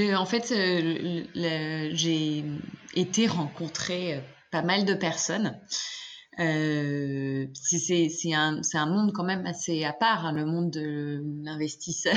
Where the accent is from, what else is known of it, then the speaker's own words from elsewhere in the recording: France; en tant que Française